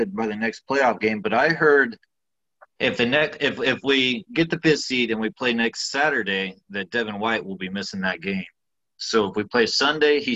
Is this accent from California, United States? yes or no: no; Florida panhandle, United States; I'm from Florida too, but like on the panhandle